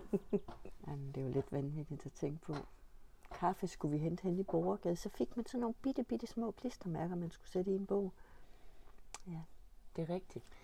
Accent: Stensballe, Central Denmark Region, Denmark; min barndom er foregået i Stensballe, eller på Hesteryg, mm. på Nørmarksgården ved Lund.

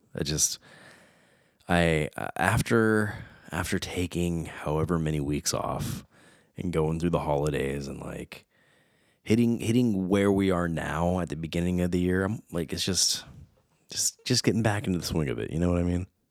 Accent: United States; I was born in America, but I was raised Portuguese

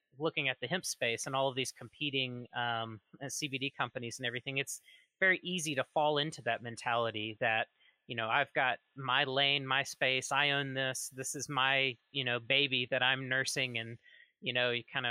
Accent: Mississippi, United States; My home state is actually Mississippi, one of the most conservative, prohibitionist heavy places in the United States

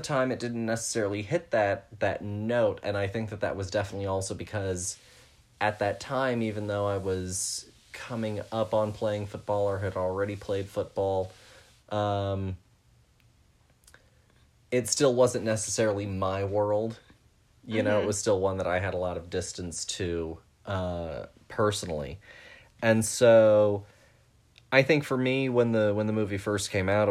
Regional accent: Texas, United States; growing up in Texas

